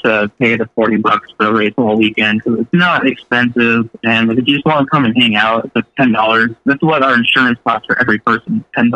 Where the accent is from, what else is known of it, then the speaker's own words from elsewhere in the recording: Sacramento, California, United States; I'm originally from Sacramento. I live here now